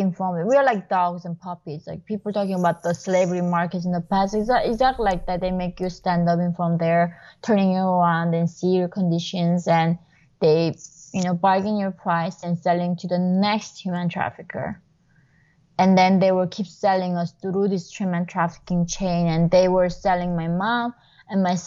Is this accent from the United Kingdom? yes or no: no; North Korea; moved away; I was born in North Korea.